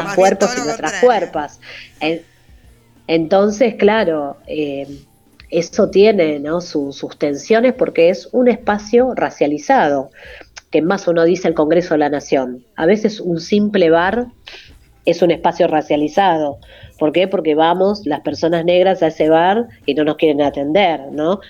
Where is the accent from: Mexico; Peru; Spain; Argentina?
Argentina; Buenos Aires; nací acá en Buenos Aires